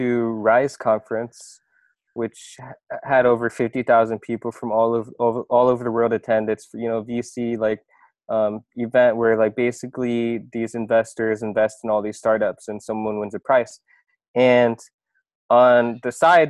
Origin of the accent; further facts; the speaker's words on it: Iowa, United States; moved away as an adult; also born or lived in Busan, South Korea; now in South Korea; I was born in Busan, South Korea, and then at the age of like 3 months, I was adopted by my parents in Iowa. Pretty much grew up there, lived there my whole life.